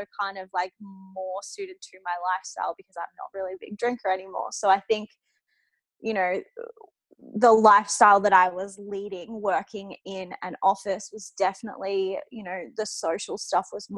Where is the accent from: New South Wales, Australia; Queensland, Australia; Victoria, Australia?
Victoria, Australia; Humevale; moved away as an adult; now in Brisbane, Australia; I'm from Melbourne actually originally. So my family is still there in Melbourne, in the outskirts of Melbourne, in a town called Hume Vale